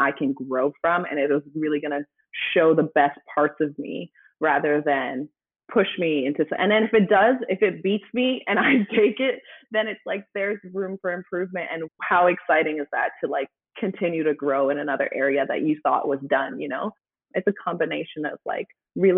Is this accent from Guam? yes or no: no; Canada; now in United States; I'm Canadian